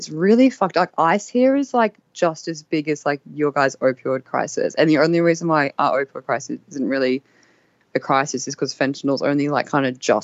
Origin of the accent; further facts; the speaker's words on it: Brisbane, Queensland, Australia; moved away as an adult; also born or lived in Melbourne; I grew up in Brisbane, but then I fucked off as soon as I could to Melbourne.